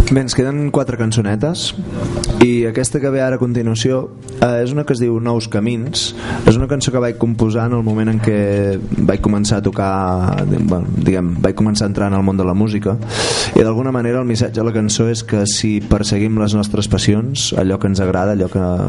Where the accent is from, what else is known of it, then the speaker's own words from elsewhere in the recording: Manresa, Catalonia, Spain; moved away as an adult; also born or lived in Barcelona; now in Girona, Spain; nosaltres som de Manresa, del Bages, eh, i d'alguna manera el lloc on hem crescut, on hem viscut els primers anys de la vida